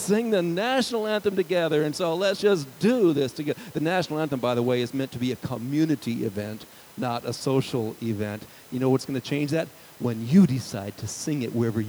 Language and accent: English; United States; to have an identity perhaps as an American citizen